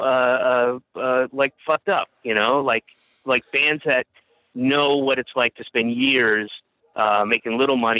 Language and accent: English; Roswell, Georgia, United States; also born or lived in Atlanta; I moved from Roswell closer into the city when I was uh, 15, and uh, went to the School of the Arts there